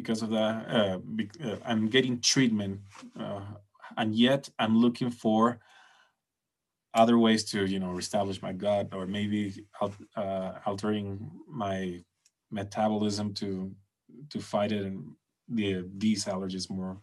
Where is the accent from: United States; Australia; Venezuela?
Venezuela